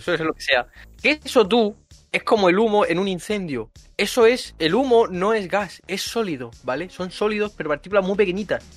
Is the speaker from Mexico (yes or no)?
no; Murcia, Region of Murcia, Spain; moved away; soy de Murcia